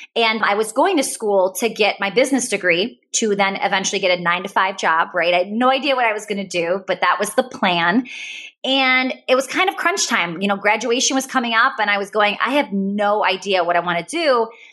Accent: Wisconsin, United States; I'm from Wisconsin

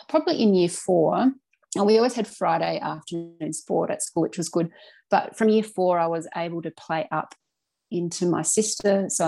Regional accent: Launceston, Tasmania, Australia; moved away as an adult; also born or lived in Cressy, Tasmania / Riverside, Tasmania; now in Canberra, Australia; I was born in Launceston in Tasmania in way back 1981. I am. And I have lived all of my life in northern Tasmania

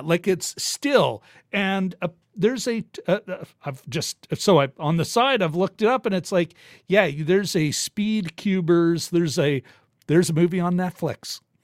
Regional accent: Winnipeg, Manitoba, Canada; I'm born and raised in Winnipeg

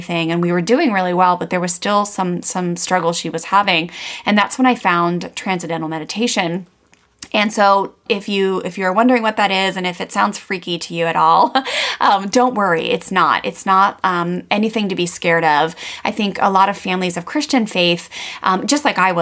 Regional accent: Maryland, United States; I grew up in Maryland, … and I both did, on the East Coast of the United States, very close to Washington, DC

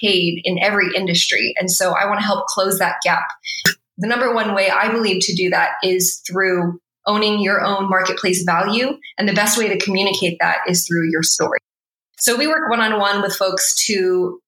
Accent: United States; especially as a Filipino American immigrant kid growing up in suburbia.

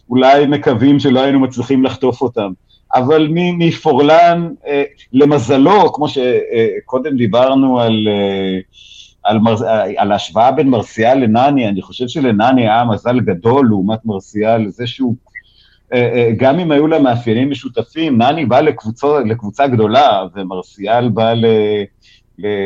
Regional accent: Haifa, Haifa District, Israel; אז זהו, בתור חיפאי אני זוכר גם את זה.

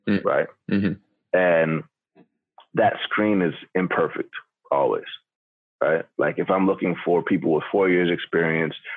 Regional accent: Atlanta, Georgia, United States; growing up in Atlanta, Georgia

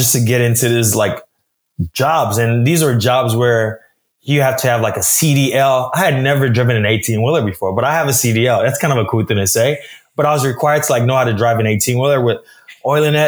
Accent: Nigeria; I'm Nigerian. My parents are Nigerians as well.

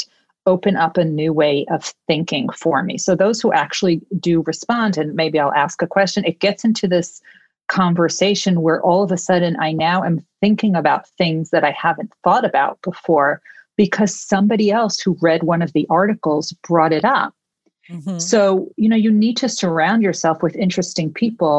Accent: New York, United States; I am a New Yorker through and through

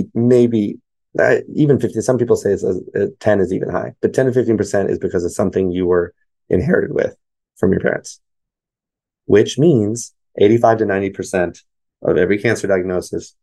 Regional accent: United States; I'm American. I was born here

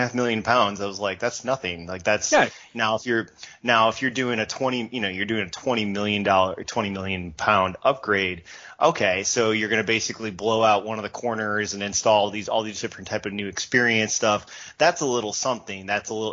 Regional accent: United States; As an American

